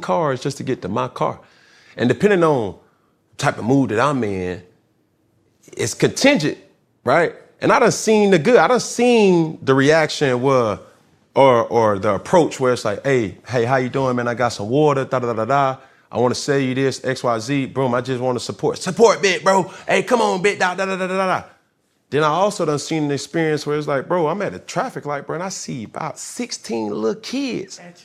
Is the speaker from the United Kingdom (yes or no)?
no; Atlanta, Georgia, United States; I'm from Atlanta